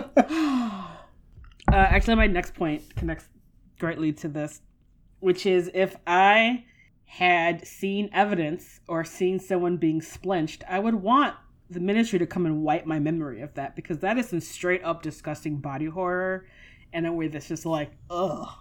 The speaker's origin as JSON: {"language": "English", "country": "United States", "said": "as an American teen and child"}